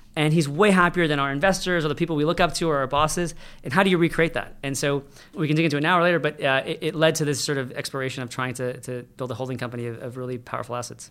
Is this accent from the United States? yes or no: yes; United States; I was born in America